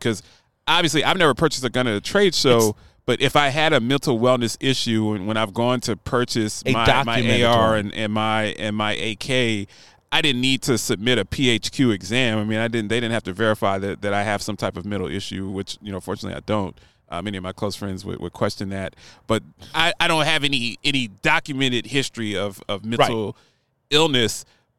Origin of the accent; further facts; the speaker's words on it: Baltimore, Maryland, United States; which I grew up in West Baltimore.